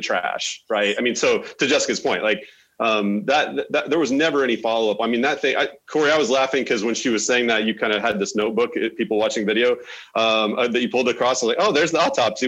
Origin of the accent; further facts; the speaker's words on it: Oklahoma, United States; moved away; I'm from Oklahoma originally